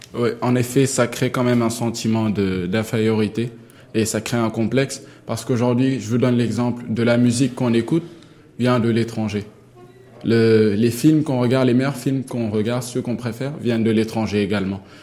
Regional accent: Senegal; moved away as an adult; now in Morocco; chez moi, au Sénégal

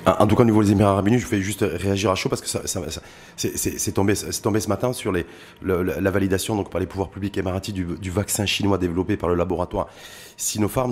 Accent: Morocco; chez nous au Maroc

